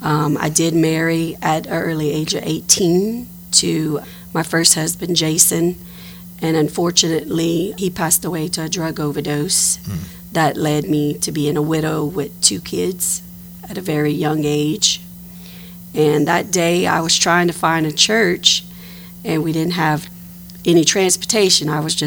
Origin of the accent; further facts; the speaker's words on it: Eunice, Louisiana, United States; Well, I was born and raised in Eunice. My father was a Catholic, and my mother was a Baptist. So I came from a divided home.